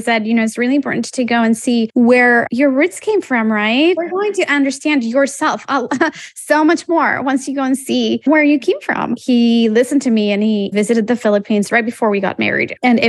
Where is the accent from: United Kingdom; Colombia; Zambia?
Colombia; Bogotá; now in Philadelphia, United States; I have a Colombian background. I was actually born and raised in Colombia, and I have been living in the U.S. for the past 25 years.